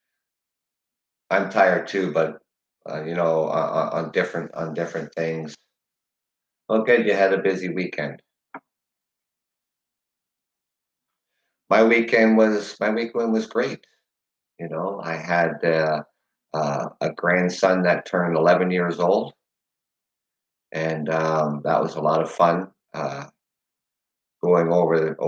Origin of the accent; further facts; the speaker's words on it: Canada; as a Canadian